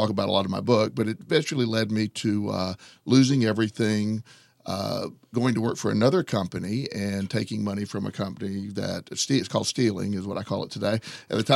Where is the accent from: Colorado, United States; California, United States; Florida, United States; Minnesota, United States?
Florida, United States; Plant City; I grew up in Florida, a little town called Plant City. It's just a little bit east of Tampa.